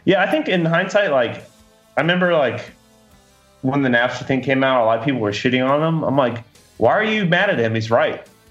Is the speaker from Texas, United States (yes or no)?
no; Florida, United States; moved away; I'm from Florida